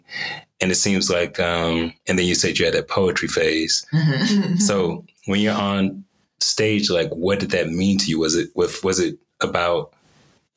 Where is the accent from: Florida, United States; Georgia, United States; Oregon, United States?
Georgia, United States; Atlanta; Atlanta, which is where I'm from